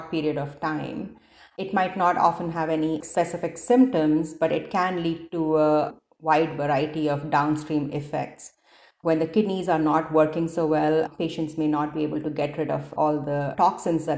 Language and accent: English; India; moved away as an adult; also born or lived in Detroit / Cincinnati; now in Seattle, United States; I grew up in India and I did my initial medical school training there